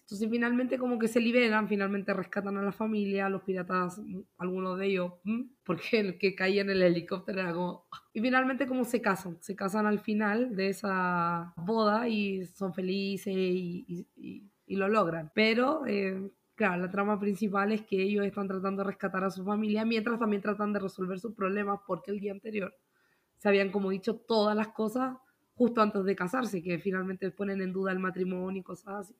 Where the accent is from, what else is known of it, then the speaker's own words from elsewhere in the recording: Santiago, Santiago Metropolitan Region, Chile; moved away as an adult; also born or lived in Puerto Montt, Chile; now in Utah, United States; yo soy de Santiago